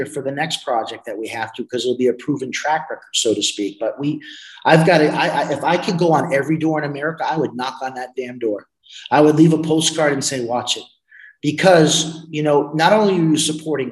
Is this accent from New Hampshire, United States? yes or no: no; New York, United States; I'm a New Yorker